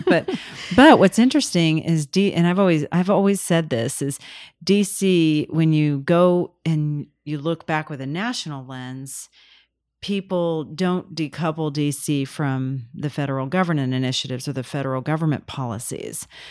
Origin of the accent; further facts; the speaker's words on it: Kansas, United States; moved away; And then I grew up in Kansas